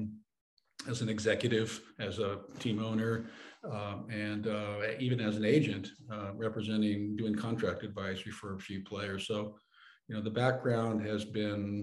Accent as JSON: {"language": "English", "town": "San Francisco", "region": "California", "country": "United States", "tie": "born or raised there", "said": "I grew up in San Francisco, which is, you know, like New York, Chicago, and other cosmopolitan areas"}